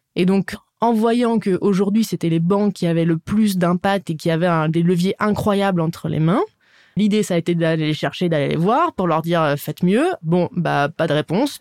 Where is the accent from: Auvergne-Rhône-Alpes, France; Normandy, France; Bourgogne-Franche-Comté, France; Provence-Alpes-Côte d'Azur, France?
Bourgogne-Franche-Comté, France; Dijon; moved away as an adult; also born or lived in New York; je viens de Dijon. Je suis très contente, euh, je suis très fière de, cette région, la Bourgogne. J'adore bah, mon chez moi